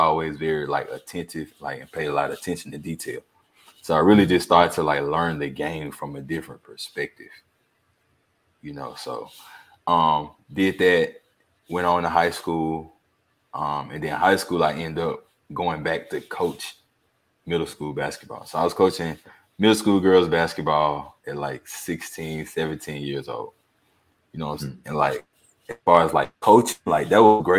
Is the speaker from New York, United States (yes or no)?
no; Alabama, United States; growing up in Alabama